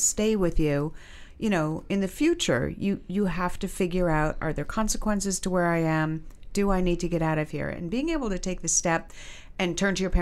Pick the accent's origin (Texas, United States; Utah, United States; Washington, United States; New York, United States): New York, United States; New York City; we grew up in Manhattan